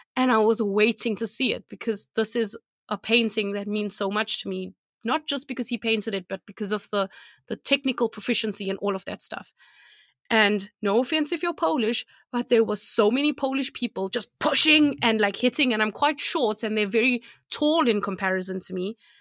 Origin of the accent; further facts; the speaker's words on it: South Africa; moved away; I'm from South Africa